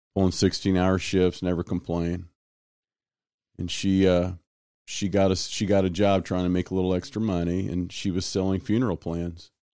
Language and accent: English; Kansas City, Missouri, United States; home growing up was, uh, South Kansas City